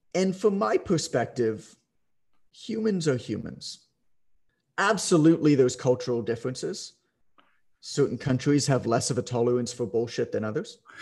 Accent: Canada; I'm Canadian

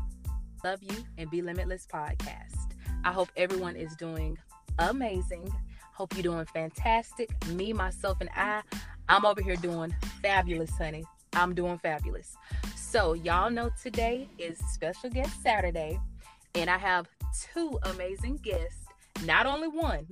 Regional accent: Blakely, Georgia, United States; moved away as an adult; also born or lived in Kansas; now in Tampa, United States; I'm from Blakely, GA

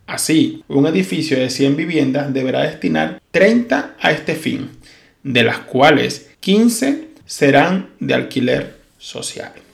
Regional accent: Venezuela; moved away as an adult; now in Spain; soy un venezolano que salió huyendo de su país

